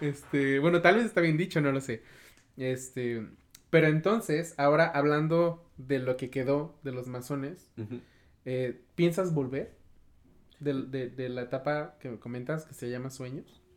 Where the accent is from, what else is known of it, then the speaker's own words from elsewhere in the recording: Cortázar, Guanajuato, Mexico; yo soy de un, municipio que se llama Cortázar